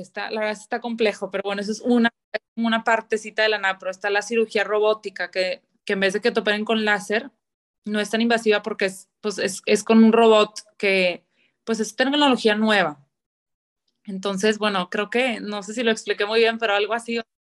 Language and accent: Spanish; Monterrey, Nuevo León, Mexico; toda la vida he vivido aquí en, Monterrey